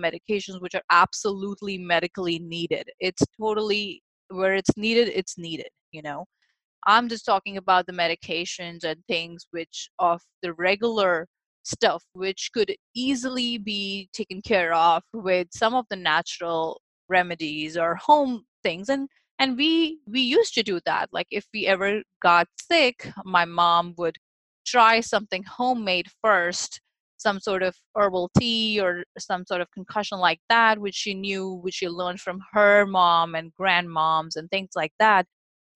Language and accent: English; India; moved away; I, who was actually growing up in India